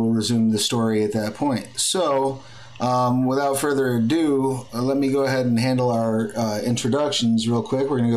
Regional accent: United States; I'm an American

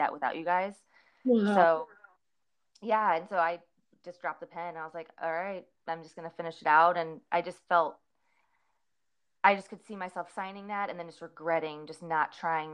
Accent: St. Louis, Missouri, United States; moved away as an adult; also born or lived in Clarksville, Tennessee; I'm from Missouri, St. Louis, Missouri, and a lot of us go to Mizzou

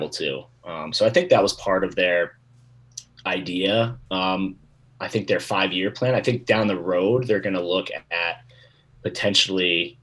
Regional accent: Baltimore, Maryland, United States; moved away as an adult; also born or lived in Chapel Hill, North Carolina; now in Utah, United States; I was born and raised in Baltimore, Maryland

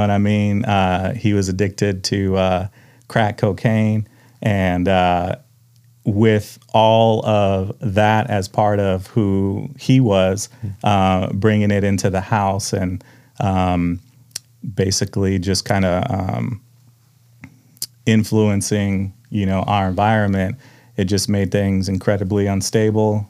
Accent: Tulalip, Washington, United States; also born or lived in Mukilteo, Washington; I grew up in Tulalip until about mid-sixth grade

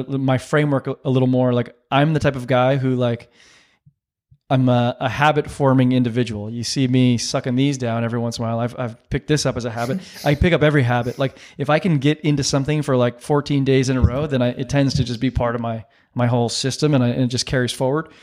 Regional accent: San Diego, California, United States; I grew up in San Diego

